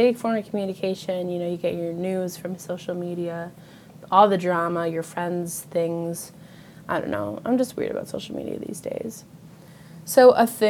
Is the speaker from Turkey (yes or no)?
no; Western New York, United States; I live in Western New York. I do not live in New York City. Every time I tell someone that I'm from New York